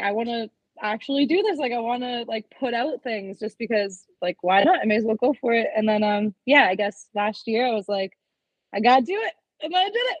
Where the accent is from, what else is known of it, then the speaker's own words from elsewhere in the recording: Toronto, Ontario, Canada; I'm from Toronto, Canada